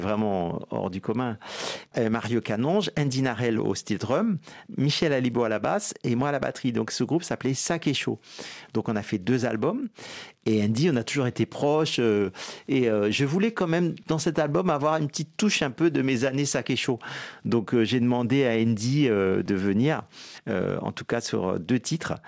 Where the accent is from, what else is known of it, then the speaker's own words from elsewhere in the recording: Guadeloupe; moi, je suis guadeloupéen